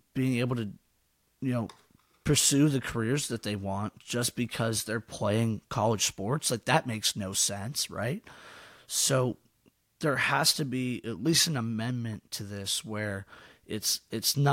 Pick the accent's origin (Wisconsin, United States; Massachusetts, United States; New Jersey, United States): Massachusetts, United States; I'm from Massachusetts